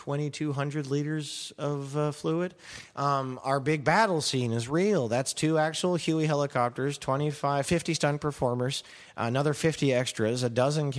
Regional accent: Canada

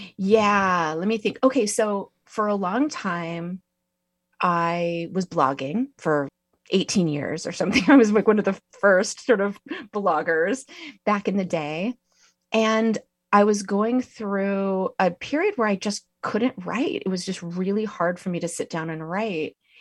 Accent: Santa Cruz, California, United States; I grew up near Santa Cruz

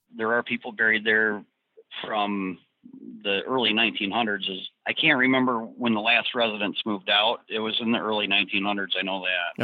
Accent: Detroit, Michigan, United States; I'm from the Detroit area originally.

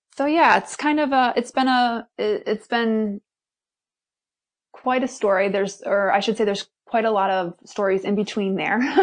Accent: Milwaukee, Wisconsin, United States; I'm originally from Milwaukee, Wisconsin

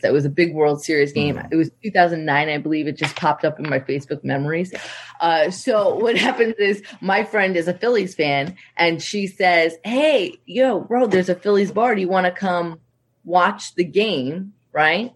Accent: New York, United States; also born or lived in Long Island; now in Los Angeles, United States; I am living in LA. I've lived in LA for a long time, I'm um, from New York

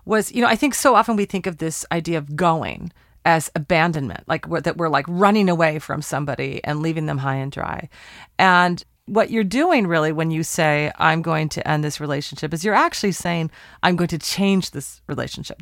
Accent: Portland, Oregon, United States; We're recording in my hometown, Portland, Oregon

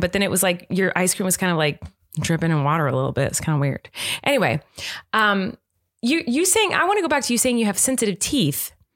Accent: United States; I'm American

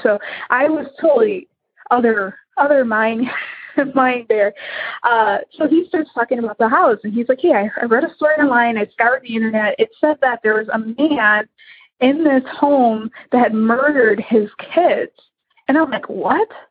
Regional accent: Illinois, United States; I am from Illinois

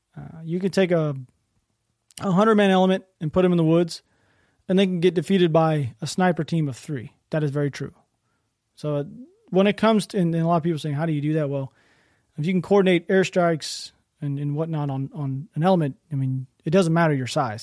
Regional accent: United States; I'm an American

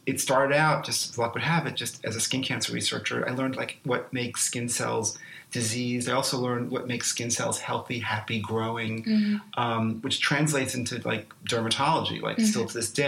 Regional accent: New York City, New York, United States; I was born and raised in New York City

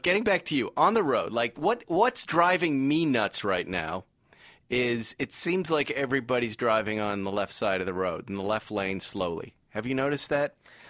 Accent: West Bridgewater, Massachusetts, United States; In Massachusetts, in West Bridgewater, a small town.

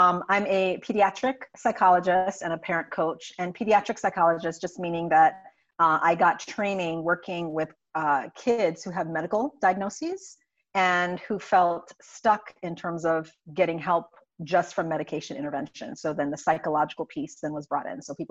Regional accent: St. Croix, U.S. Virgin Islands; moved away as an adult; now in United States; I'm originally from St. Croix in the U.S. Virgin Islands, born and raised there

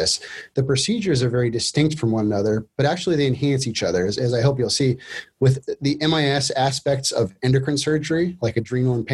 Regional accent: Alaska, United States; moved away as an adult; also born or lived in Minnesota / Boston; now in Rochester, Minnesota, United States; I grew up in Alaska, born and raised there, left Alaska to go to college

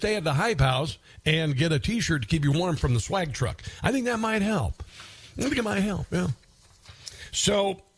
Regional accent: Midwest, United States; moved away; I'm from the Midwest

